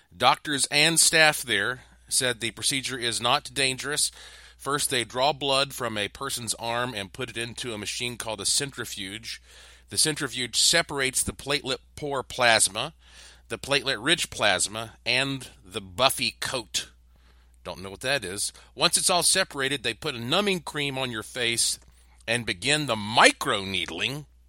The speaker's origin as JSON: {"language": "English", "town": "Asheville", "region": "North Carolina", "country": "United States", "tie": "born or raised there", "said": "my hometown of Asheville, North Carolina"}